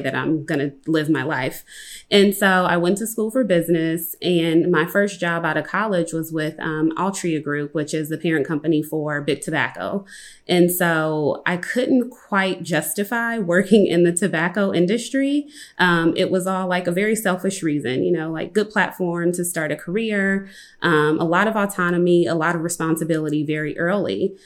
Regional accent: Compton, California, United States; I'm from Compton, California

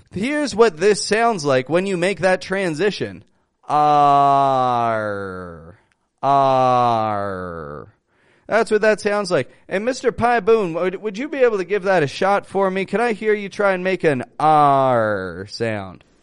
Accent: Toronto, Ontario, Canada; I'm from Toronto, from Canada.

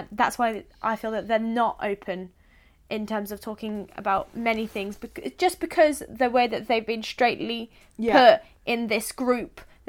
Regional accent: East of England, United Kingdom; So I'm from Suffolk. And the place that my parents live in is Woodbridge.

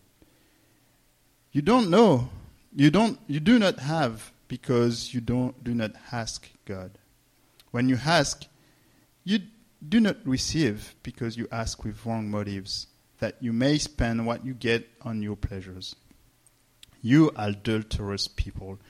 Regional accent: France; English is a second language; moved away; I'm from France, for those who don't know me. And so you may hear mistakes and accent

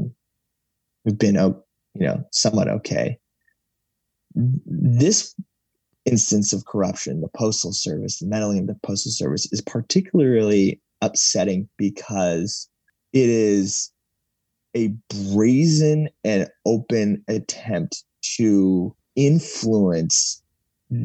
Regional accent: United States; as an American

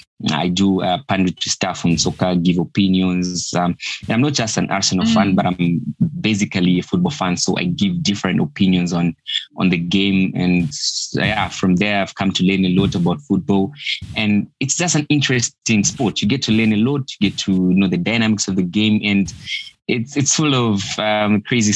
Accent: Lusaka, Lusaka Province, Zambia; I'm from Lusaka, Zambia

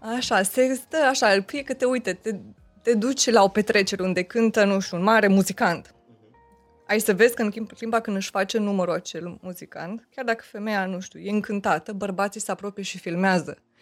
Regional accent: Romania; sunt româncă

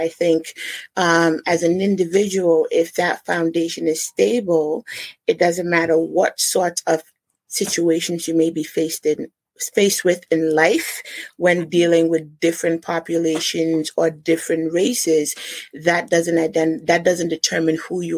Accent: New Jersey, United States; born there; now in Rhode Island, United States; No, I wasn't born in Rhode Island. I was born in New Jersey.

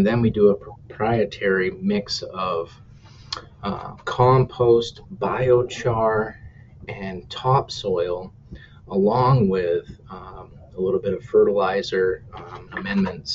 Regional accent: New Hampshire, United States; also born or lived in Minnesota; now in Minneapolis, United States; I'm originally from New Hampshire, and I thought, we always had pretty extreme temperatures and, hard winters. I moved out here to Minnesota

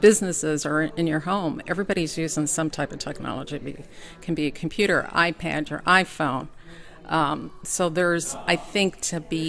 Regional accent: Chicago, Illinois, United States; now in Kentucky, United States; I actually was born and raised in Chicago

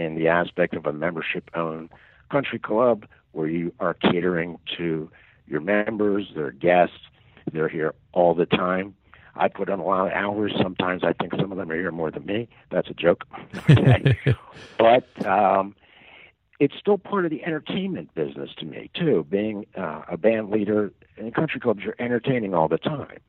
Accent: Philadelphia, Pennsylvania, United States; also born or lived in Collegeville, Pennsylvania; I grew up in Northeast Philadelphia. I've lived in Collegeville, Pennsylvania for over 40 years.

